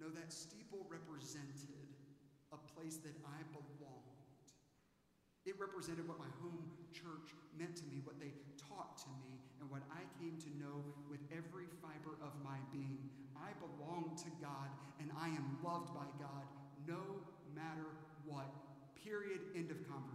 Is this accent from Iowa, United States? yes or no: no; Aiken, South Carolina, United States; born or raised there; now in Dallas, United States